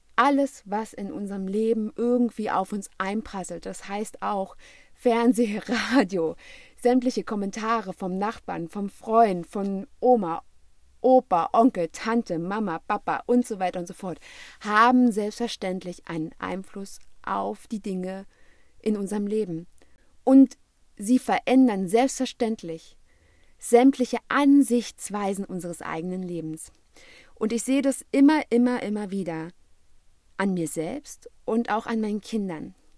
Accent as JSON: {"language": "German", "country": "Germany", "said": "hier bei uns in Europa oder beziehungsweise ganz speziell in Deutschland"}